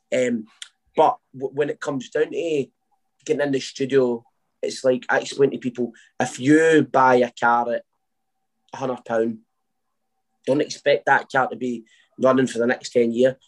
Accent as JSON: {"language": "English", "town": "Uddingston", "region": "Scotland", "country": "United Kingdom", "tie": "born or raised there", "lives_now": "Wishaw, United Kingdom", "said": "I grew up in Uddingston."}